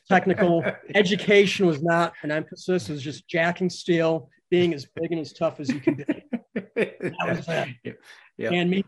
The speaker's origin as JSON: {"language": "English", "region": "central Connecticut", "country": "United States", "tie": "born or raised there", "moved": "yes", "lives_now": "Costa Rica", "said": "I grew up in Connecticut, New England, in central Connecticut"}